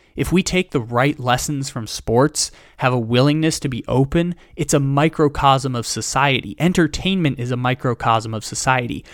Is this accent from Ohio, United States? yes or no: no; San Diego, California, United States; when I was a child, I grew up in San Diego